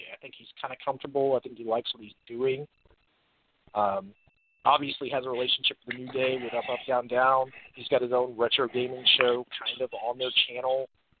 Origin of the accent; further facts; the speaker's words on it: Gainesville, Georgia, United States; So I'm from Gainesville, Georgia.